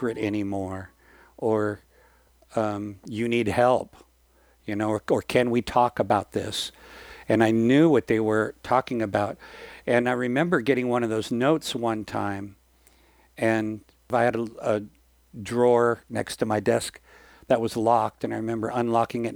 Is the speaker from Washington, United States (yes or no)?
yes; Washington, United States; moved away as an adult; my hometown in Washington State